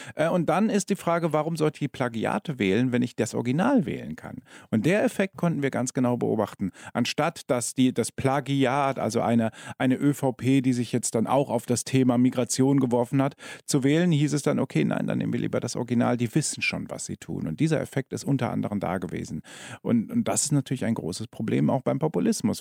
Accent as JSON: {"language": "German", "country": "Germany", "moved": "as an adult", "lives_now": "Austria", "said": "Man hört es an mir, ich bin ein Zugereister, ja, aber ich bin schon acht Jahre hier. Ich war jetzt letzte Woche ähm, bei meinen Eltern zu Besuch in Deutschland"}